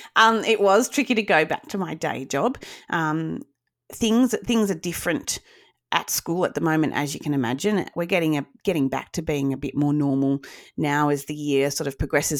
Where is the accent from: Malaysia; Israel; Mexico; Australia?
Australia; Wagga Wagga, New South Wales; also born or lived in Sydney; I grew up in Wagga. I was really lucky to grow up in Wagga